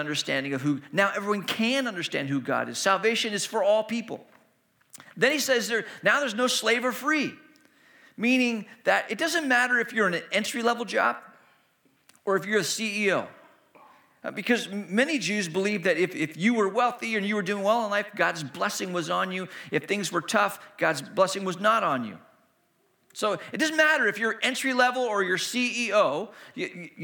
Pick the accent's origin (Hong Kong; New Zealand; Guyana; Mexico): Hong Kong; moved away; also born or lived in China; I grew up in Hong Kong, and I was, you know, practicing my Cantonese with people I was meeting